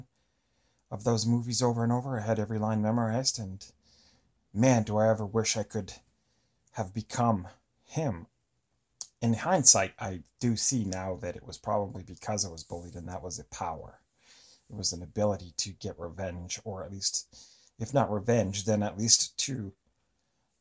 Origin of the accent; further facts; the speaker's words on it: Eastern Canada, Canada; I grew up in Eastern Canada